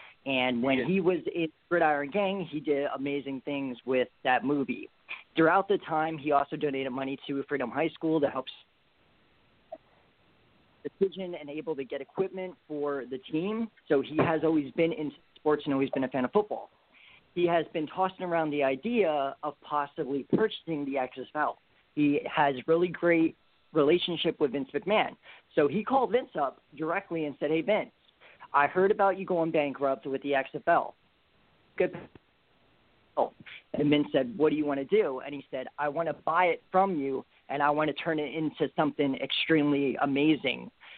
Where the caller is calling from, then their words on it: Bethlehem, Pennsylvania, United States; I'm calling from Bethlehem, Pennsylvania